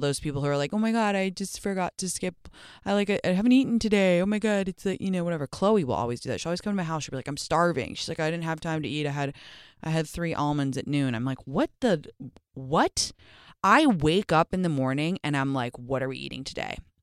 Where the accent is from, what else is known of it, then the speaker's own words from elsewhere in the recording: London, United Kingdom; moved away; growing up in London